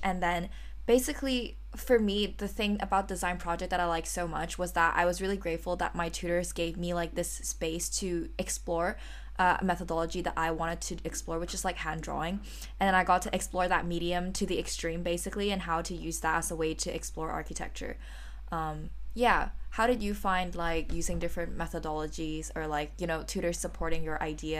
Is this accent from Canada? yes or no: no; Malaysia; now in London, United Kingdom; I'm a third-year architecture student studying at the Bartlett as well, and I'm originally from Malaysia.